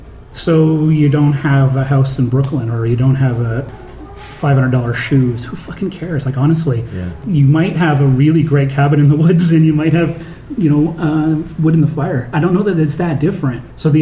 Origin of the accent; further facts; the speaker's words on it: Canada; now in United States; I noticed when I first moved there that as a Canadian and the whole sort of racial tension that goes on in the U.S., it's like, it's not my fight.